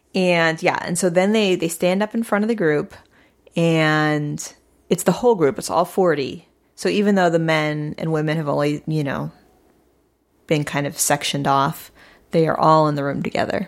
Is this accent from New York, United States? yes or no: no; St. Louis, Missouri, United States; I grew up in Saint Louis, Missouri